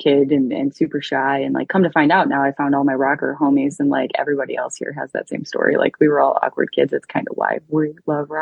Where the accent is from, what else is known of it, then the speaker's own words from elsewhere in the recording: Detroit, Michigan, United States; I'm from Detroit.